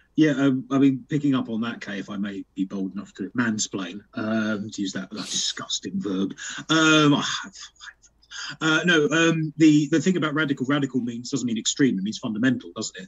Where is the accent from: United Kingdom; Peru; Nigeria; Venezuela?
United Kingdom; we're British